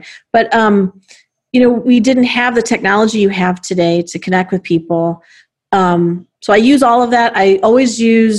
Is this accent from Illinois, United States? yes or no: yes; Chicago, Illinois, United States; as a Chicagoan, as a CEO, and as a woman.